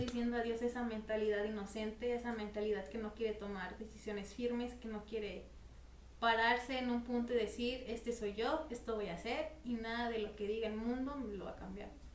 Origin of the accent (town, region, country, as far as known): Mexico